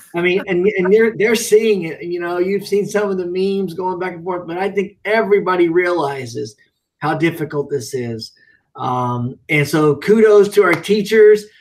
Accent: Ellettsville, Indiana, United States; I grew up in Ellettsville, Indiana

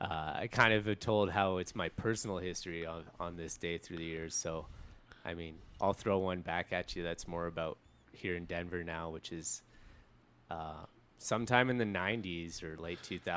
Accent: Toronto, Ontario, Canada; And growing up in Canada, in Toronto

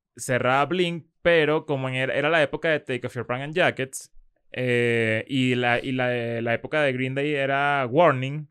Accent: Venezuela; now in Mexico; siendo venezolano, viéndolo desde afuera

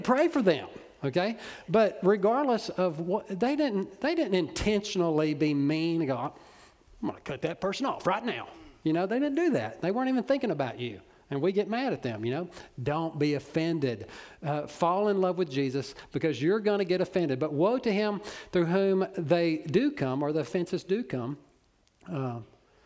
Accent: Orange, Texas, United States; I'm from Orange, so I know. You know, I'm from Little Cypress

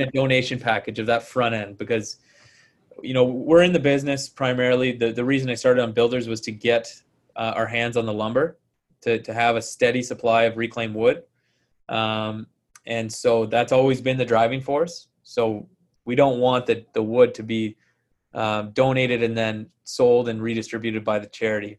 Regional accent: Ontario, Canada; moved away as an adult; also born or lived in Ottawa, Canada / Kingston, Canada / Calgary, Canada; now in Vancouver, Canada; I grew up in Ontario, uh, in Ottawa, and then Kingston

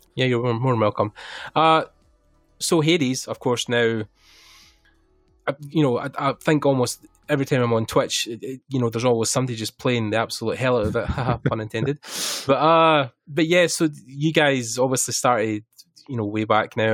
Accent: Ireland; we're both Irish

